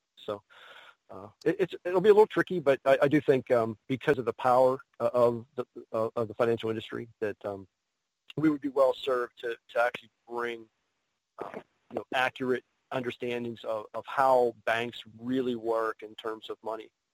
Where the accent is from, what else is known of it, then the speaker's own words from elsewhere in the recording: Pittsburgh, Pennsylvania, United States; a new con here in Pittsburgh. Um, that, that's my hometown